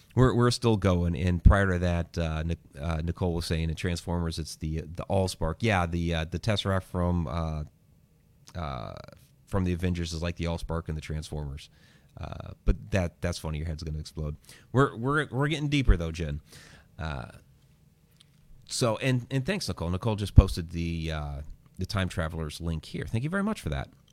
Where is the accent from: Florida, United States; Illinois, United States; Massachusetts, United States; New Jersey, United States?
Massachusetts, United States; when I was a child in Massachusetts